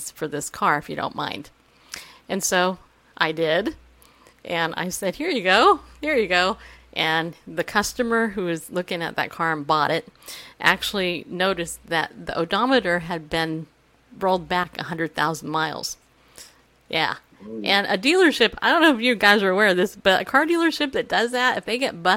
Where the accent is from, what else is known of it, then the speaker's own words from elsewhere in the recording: Riverside, California, United States; also born or lived in New York; now in Tennessee, United States; I worked at Toyota of Riverside, way over there because I grew up in Riverside